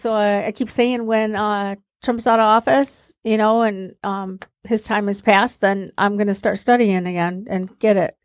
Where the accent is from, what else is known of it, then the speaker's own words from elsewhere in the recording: Sterling Heights, Michigan, United States; also born or lived in Warren, Michigan; I grew up in Warren in Sterling Heights